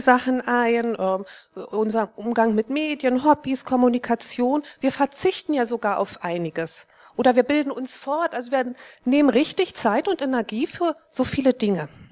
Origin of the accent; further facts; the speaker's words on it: East Germany, Germany; Ich bin in Ostdeutschland aufgewachsen